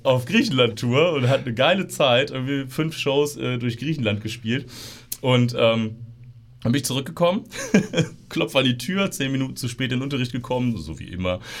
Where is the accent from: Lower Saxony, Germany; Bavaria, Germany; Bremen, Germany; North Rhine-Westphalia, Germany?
Lower Saxony, Germany; Osterode am Harz; bin hier geboren in Osterode und bin äh, im, im Umland aufgewachsen